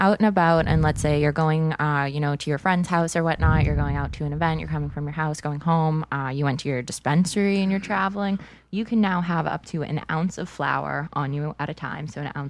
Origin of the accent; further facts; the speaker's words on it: Brockton, Massachusetts, United States; I'm from Brockton. Like, I have like, you know, 15, 16 years of Brockton